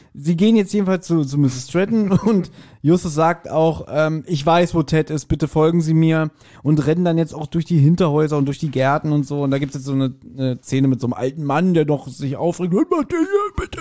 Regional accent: Berlin, Germany; Wir als, als Berliner haben zudem auch eine ganz andere Bindung.

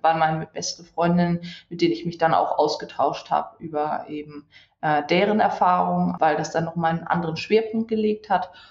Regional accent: Wedel, Schleswig-Holstein, Germany; moved away as an adult; also born or lived in Hamburg; ich bin äh, in Hamburg geboren tatsächlich ja. und habe bis äh, zu meinen zwei Jahren äh, im Grunde auch dort gewohnt, bis dann im Grunde mein Bruder auf die Welt kam oder mehr oder weniger kurz bevor mein Bruder auf die Welt gekommen ist, sind wir dann nach Wedel umgezogen

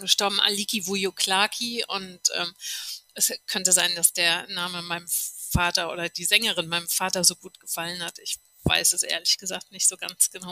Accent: a village an hour from Cologne, North Rhine-Westphalia, Germany; moved away as an adult; now in New Zealand; ich bin auf dem Kaff geboren, eine Stunde von Köln entfernt

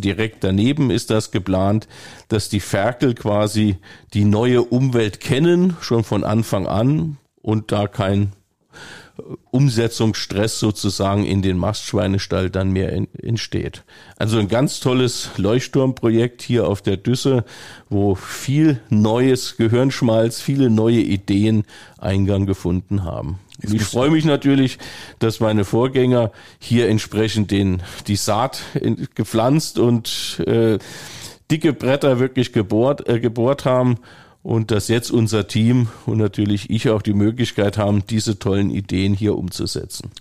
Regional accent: Rhineland-Palatinate, Germany; moved away as an adult; also born or lived in Bavaria; now in Bad Sassendorf, Germany; Ich komme selber aus dem Land, äh, wo eine Kammerorganisation war, also Rheinland-Pfalz

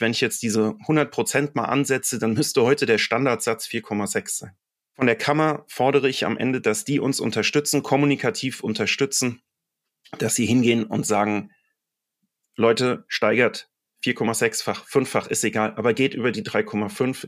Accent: Mainz, Rhineland-Palatinate, Germany; ich bin auch selbst Mainzer und das bin ich sehr gerne.

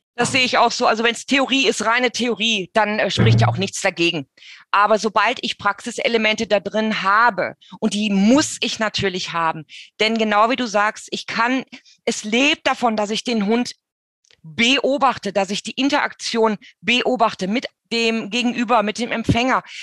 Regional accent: Germany; bei uns in Deutschland

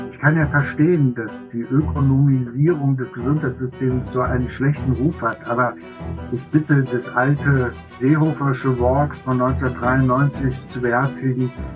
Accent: Germany; bei uns in Deutschland

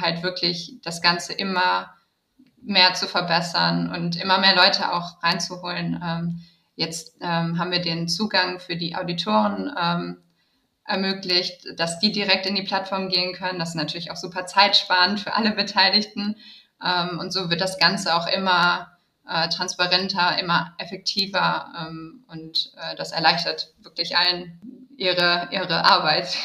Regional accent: Düsseldorf, North Rhine-Westphalia, Germany; moved away as an adult; also born or lived in Berlin / New York / London; bei Retraced mich in meiner Heimatstadt wiedergefunden

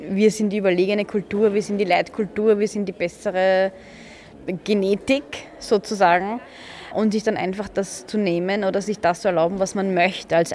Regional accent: Vienna, Austria; Ich bin in Floridsdorf aufgewachsen im 21. Dort war ich die ersten ähm, elf Jahre meines Lebens.

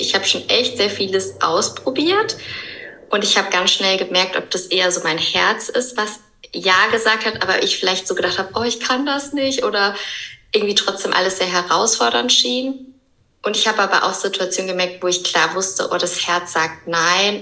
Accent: Höhr-Grenzhausen, Rhineland-Palatinate, Germany; moved away as an adult; also born or lived in Cologne; now in Barcelona, Spain; Ursprünglich komme ich aber aus dem Westerwald

